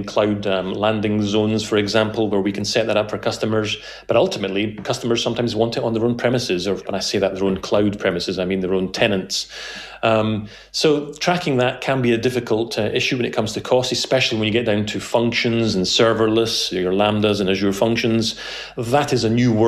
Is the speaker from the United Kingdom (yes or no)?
yes; Scotland, United Kingdom; being Scottish